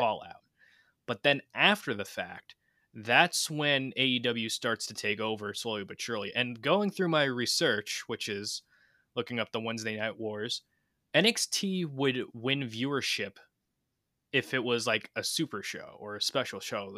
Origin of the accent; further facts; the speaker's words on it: New York, United States; we're from New York